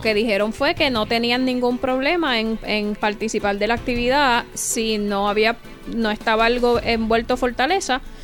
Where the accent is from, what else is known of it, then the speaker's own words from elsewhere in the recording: Caguas, Puerto Rico; el hospital regional de Cagua, donde yo nací